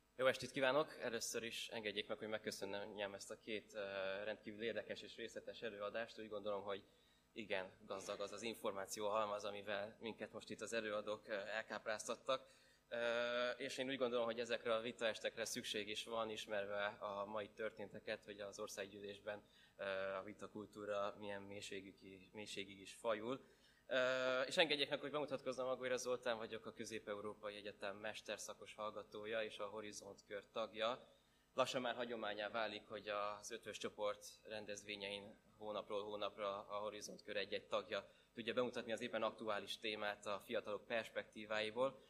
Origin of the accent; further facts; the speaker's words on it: Esztergom, Komárom-Esztergom, Hungary; én Esztergomból származom